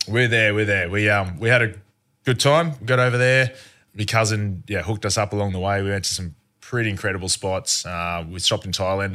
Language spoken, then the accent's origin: English; Australia; growing up in Australia